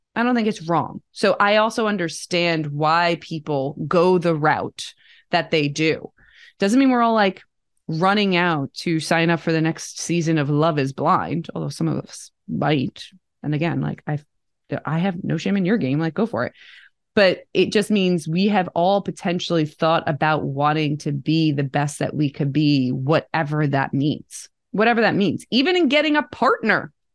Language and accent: English; Bergen County, New Jersey, United States; I grew up outside of New York City, Bergen County, New Jersey